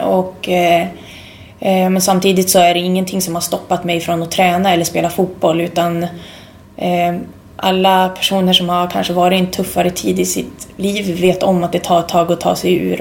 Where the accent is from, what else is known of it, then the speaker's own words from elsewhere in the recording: Sweden; moved away as an adult; also born or lived in Umeå; hade jag varit hemma i Sverige